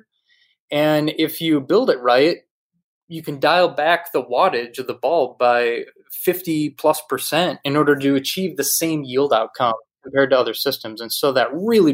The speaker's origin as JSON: {"language": "English", "region": "Wisconsin", "country": "United States", "tie": "born or raised there", "also_born_or_lived": "New York City", "moved": "as an adult", "said": "a kid from Wisconsin, where you drive 10 minutes in any direction, you're in the middle of farmland"}